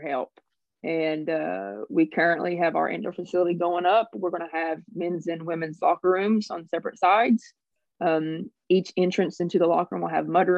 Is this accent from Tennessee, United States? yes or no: yes; Oliver Springs, Tennessee, United States; I'm from this county as well.